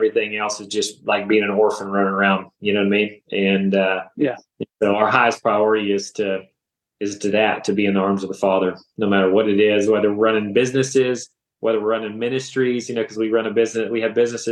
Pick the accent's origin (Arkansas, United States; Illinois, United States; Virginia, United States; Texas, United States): Texas, United States; Stephenville; moved away as an adult; the Lord had moved me back to my hometown in Stephenville, Texas